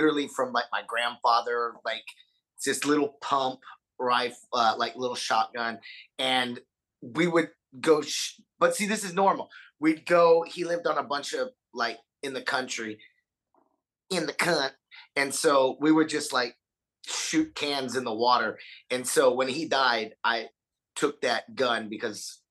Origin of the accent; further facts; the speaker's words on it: Texas, United States; I am from Texas